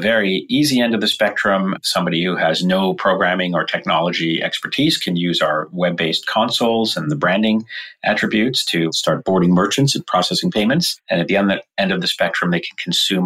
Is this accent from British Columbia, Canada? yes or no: yes; Vancouver, British Columbia, Canada; now in San Francisco, United States; I live in San Francisco, California, and I grew up in Vancouver, Canada.